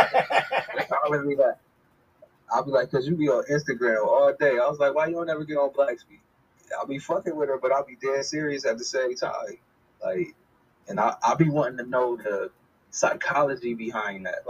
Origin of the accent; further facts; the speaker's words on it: United States; moved away as an adult; now in Tanzania; We was born and raised in America